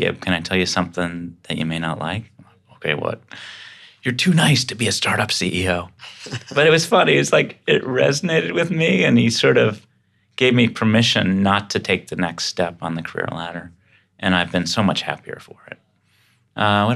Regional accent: Boston, Massachusetts, United States; I grew up in Dorchester, Mass. So anytime I could say wicked, I'm stoked

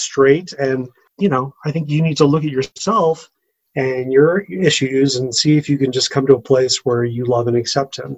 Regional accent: Orange County, California, United States; moved away as an adult; also born or lived in Los Angeles, United States; now in Evergreen, United States; I grew up in Orange County and I lived in LA for years working in entertainment and been here in Evergreen for 5 years now.

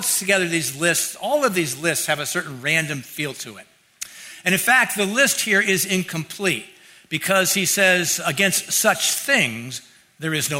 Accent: Mountain View, California, United States; growing up in Mountain View

